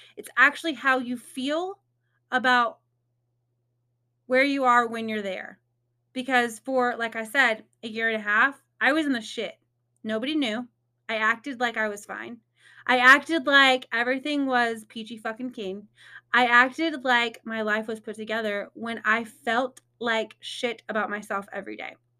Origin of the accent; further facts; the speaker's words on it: Indiana, United States; moved away as an adult; now in Texas, United States; I'm originally from Indiana.